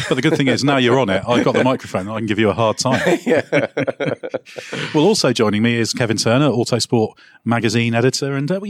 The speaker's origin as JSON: {"language": "English", "country": "Guernsey", "said": "I'm originally from Guernsey"}